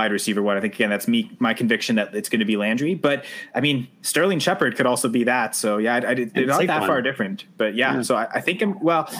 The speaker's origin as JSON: {"language": "English", "country": "Canada", "said": "I'm Canadian, right?"}